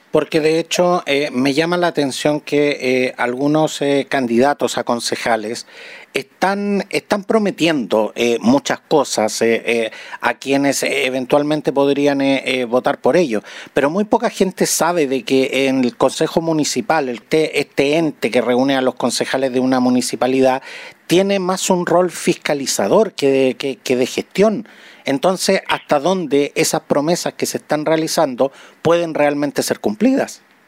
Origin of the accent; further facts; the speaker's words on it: Chile; los chilenos